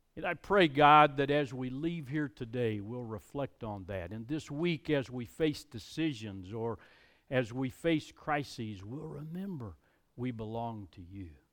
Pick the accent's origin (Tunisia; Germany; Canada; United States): United States; I'm an American. I'm glad to be an American.